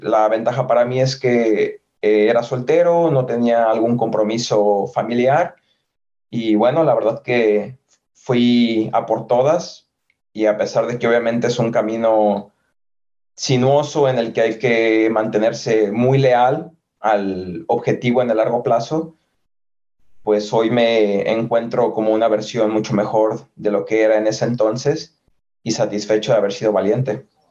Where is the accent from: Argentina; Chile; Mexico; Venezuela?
Mexico; San Francisco del Rincón, Guanajuato; moved away as an adult; also born or lived in Guadalajara / Madrid; now in Limerick, Ireland; Soy mexicano, nacido en la ciudad de San Francisco de Rincón, en el estado de Guanajuato